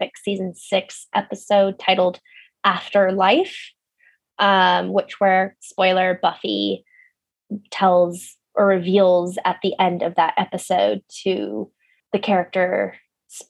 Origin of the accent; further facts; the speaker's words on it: Pasadena, California, United States; moved away; my hometown of Pasadena, California